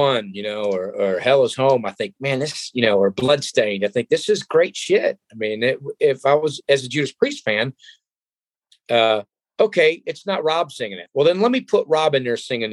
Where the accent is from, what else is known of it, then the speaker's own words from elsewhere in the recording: Cleveland, Ohio, United States; my hometown crowd there in Cleveland, Ohio